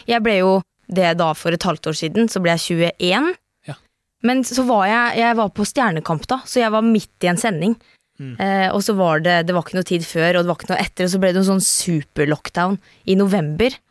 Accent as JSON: {"language": "Norwegian", "town": "Skjeberg", "region": "Østfold", "country": "Norway", "also_born_or_lived": "Trøndelag", "accent": "Østfold", "said": "jeg kommer fra Skjeberg"}